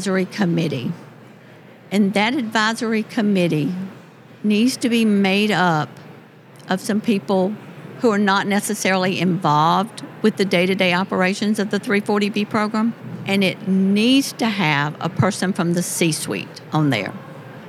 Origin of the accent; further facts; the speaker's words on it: Lincolnton, Georgia, United States; I am from Lincolnton